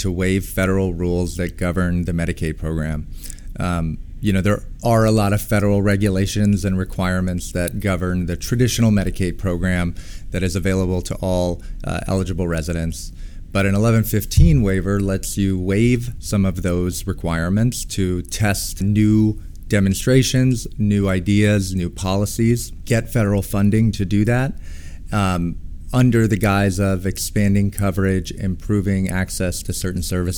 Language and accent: English; California, United States; moved away as an adult; now in New York, United States; I'm originally actually from California, not a native New Yorker